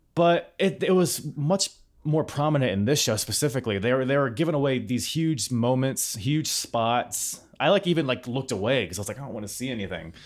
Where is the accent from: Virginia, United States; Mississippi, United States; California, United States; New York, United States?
Virginia, United States; Norfolk; I'm from Norfolk, Virginia